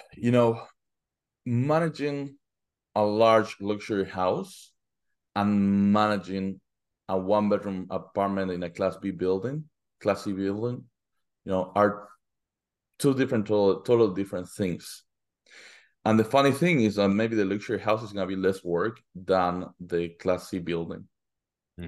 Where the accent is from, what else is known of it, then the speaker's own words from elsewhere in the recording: Argentina; moved away as an adult; now in United States; I'm originally from Argentina